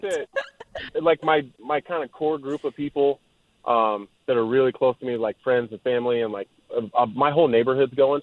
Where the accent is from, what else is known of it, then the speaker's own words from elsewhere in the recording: Texas, United States; moved away; I was born in Texas.